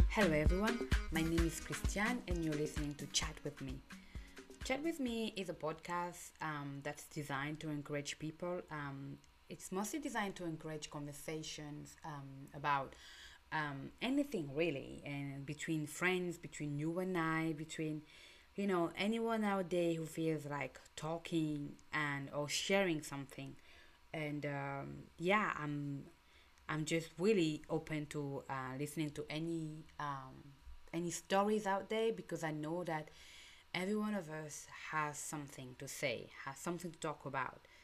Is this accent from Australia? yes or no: no; Cameroon; English is a second language; moved away; I'm from Cameroon, by the way, and um, just in a small village I live or small town I live, I grew up, there was already different cultures